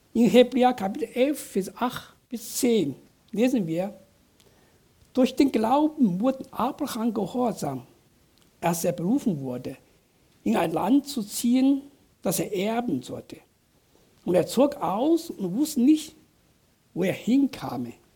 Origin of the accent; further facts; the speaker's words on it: southern China, China; German is a second language; now in Germany; Ich bin auf einem kleinen Dorf in Südchina groß geworden